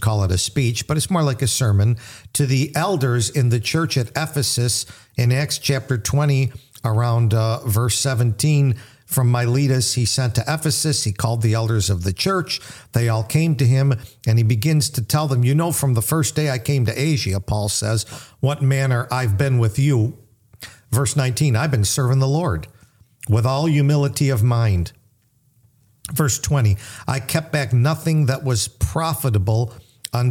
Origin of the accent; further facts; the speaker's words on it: United States; I grew up in America, the 60s, late 50s, early 60s